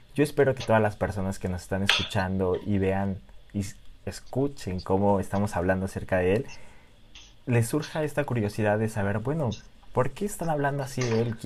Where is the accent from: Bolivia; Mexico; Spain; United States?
Mexico; soy mexicano y que viva México.